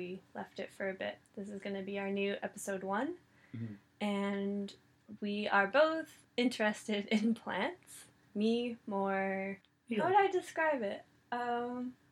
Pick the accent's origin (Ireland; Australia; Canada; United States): Canada; I'm Canadian.